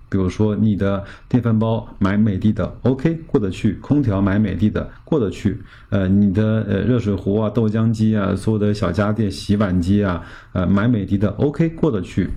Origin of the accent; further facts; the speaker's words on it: China; 我们中国人民